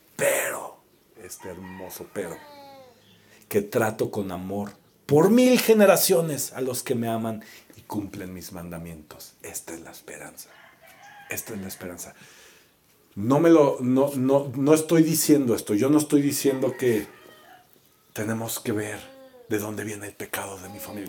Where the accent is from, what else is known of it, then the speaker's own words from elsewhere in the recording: Mexico; como mexicanos